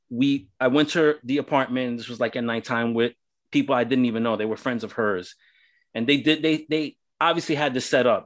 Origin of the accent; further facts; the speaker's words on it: New York City, New York, United States; now in Central Florida, United States; I'm originally from New York City. Um, I grew up in the ghettos of New York City